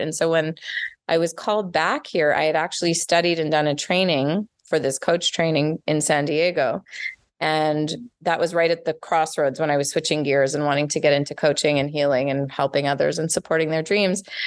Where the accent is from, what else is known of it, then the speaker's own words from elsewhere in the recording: Montreal, Quebec, Canada; accent: Canadian; moved away as an adult; now in Los Angeles, United States; I grew up in Montreal